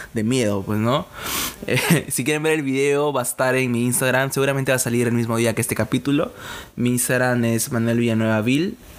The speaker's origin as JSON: {"language": "Spanish", "town": "Casma", "region": "Ancash", "country": "Peru", "tie": "born or raised there", "said": "soy de Casma, eh, Ancash"}